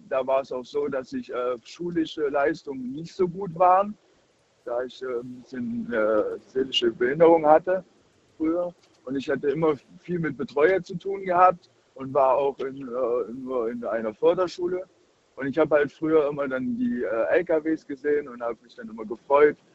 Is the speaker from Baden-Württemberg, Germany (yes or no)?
yes; Baden-Württemberg, Germany; Ich komme aus der Nähe von Baden-Württemberg.